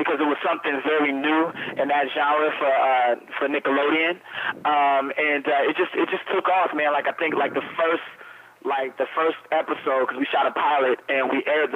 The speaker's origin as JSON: {"language": "English", "town": "Chicago", "region": "Illinois", "country": "United States", "tie": "born or raised there", "said": "I grew up in Chicago, Illinois"}